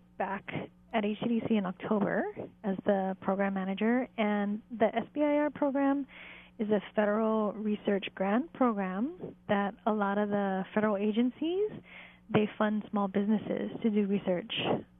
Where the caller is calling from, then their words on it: Switzerland; Calling in from Switzerland.